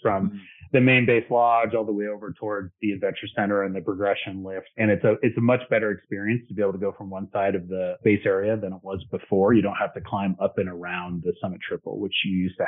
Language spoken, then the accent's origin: English; Hudson Valley, New York, United States; moved away as an adult; also born or lived in Midwest / Missouri; now in New Hampshire, United States; I was born and raised in the Hudson Valley of New York